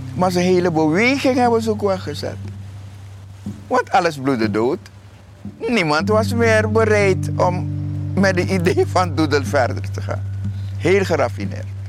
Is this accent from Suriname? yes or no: yes; Suriname; wij als Surinamers